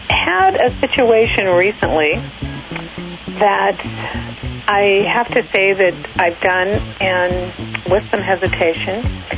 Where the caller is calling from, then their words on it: Long Beach, California, United States; Long Beach, California.